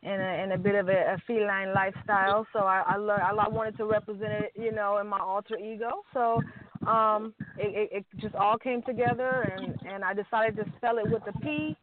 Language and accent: English; Los Angeles, California, United States; also born or lived in Compton, California; I'm from Compton, but I grew up in the Valley. You know what I mean? So I'm a Valley girl at heart